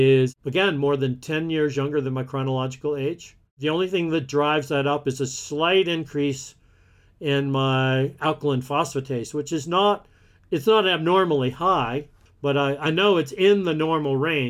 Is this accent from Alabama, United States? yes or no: yes; Alabama, United States; I grew up in the Deep South in Alabama